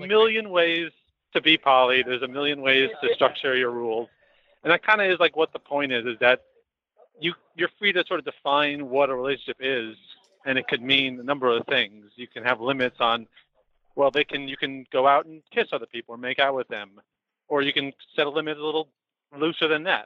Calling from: New York City, New York, United States; Calling from New York City

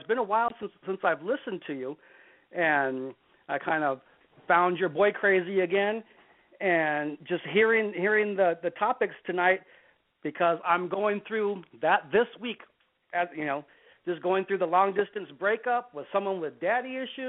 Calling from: San Diego, California, United States; 46, from San Diego.

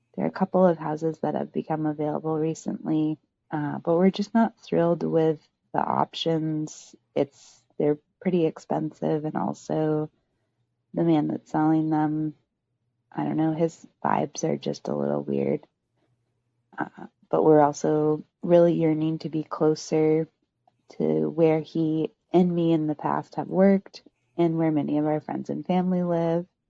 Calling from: New Hampshire, United States; I'm just calling from New Hampshire

